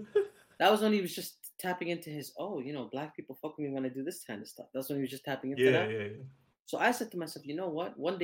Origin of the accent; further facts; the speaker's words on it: Canada; accent: Canadian; we are Canadian. Proud of it, eh?